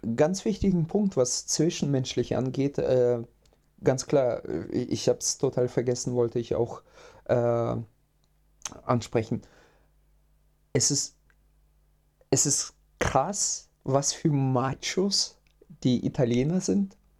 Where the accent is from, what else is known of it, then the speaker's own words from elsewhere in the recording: Russia; now in Germany; ich komme ja ursprünglich aus Russland